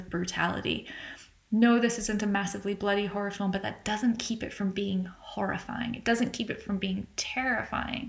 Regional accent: United States; accent: American; as you can tell from my accent, I'm American

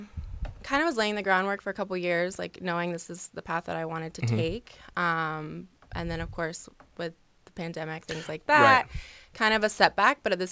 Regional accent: Fernandina Beach, Florida, United States; I'm a Florida native, born and raised in Fernandina Beach, Florida.

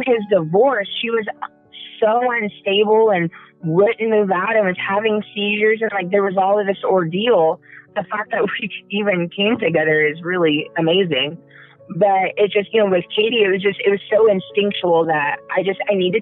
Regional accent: the South, United States; moved away; also born or lived in Colorado / Indiana; I'm from the South. I was born and raised in the South.

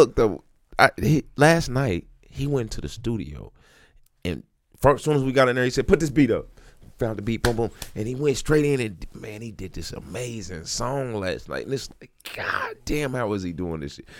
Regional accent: Kansas City, Missouri, United States; I'm from the other side of Brush Creek

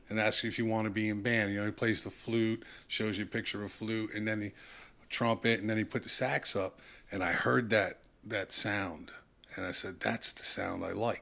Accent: Bound Brook, New Jersey, United States; I grew up in Bound Brook, New Jersey, small little town

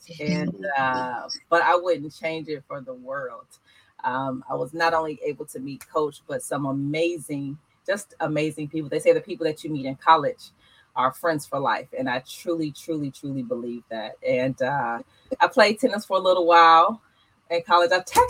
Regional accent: Markham, Illinois, United States; moved away; I am originally from, I was born and raised in Markham, Illinois, which is a south suburb of Chicago.

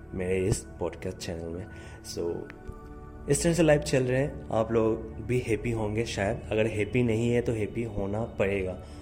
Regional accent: Assam, India; also born or lived in Guwahati; मैं आसाम से हूँ गुवाहाटी में रहता हूँ

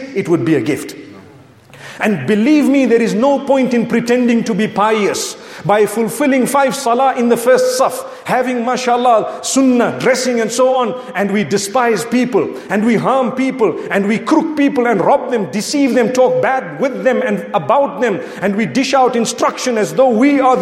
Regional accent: Zimbabwe; I come from Zimbabwe

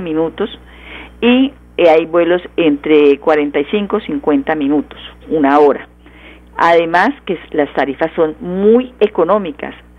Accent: Santander, Colombia; porque es orgullo nuestro, orgullo de los santanderianos

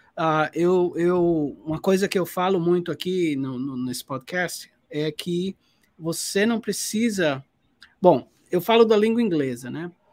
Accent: Paraíba, Brazil; eu sendo paraibano, paraibano

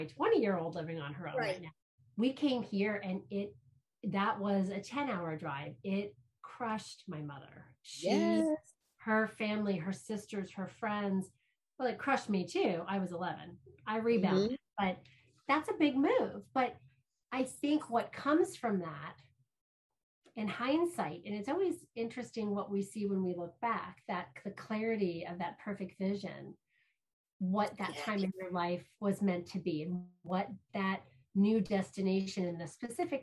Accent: Ohio, United States; also born or lived in New Jersey; We moved to Ohio from New Jersey when I was 10 years old

